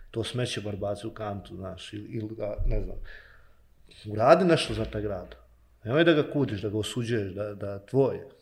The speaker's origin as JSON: {"language": "Croatian", "town": "Banja Luka", "region": "Republika Srpska", "country": "Bosnia & Herzegovina", "tie": "born or raised there", "said": "odrastao u Novoj Varoši, odrastao po tim alejama, po tim klupama, na školskim igralištima"}